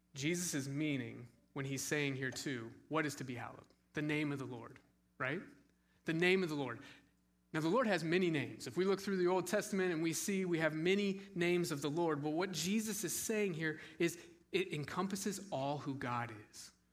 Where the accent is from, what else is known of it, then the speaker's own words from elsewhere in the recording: Scottsdale, Arizona, United States; moved away; I grew up in Scottsdale, Arizona.